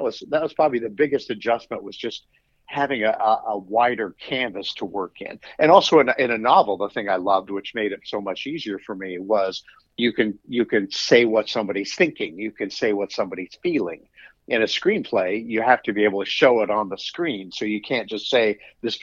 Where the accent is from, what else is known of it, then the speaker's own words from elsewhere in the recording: Nebraska, United States; moved away as an adult; now in Charlottesville, United States; I'm originally from Nebraska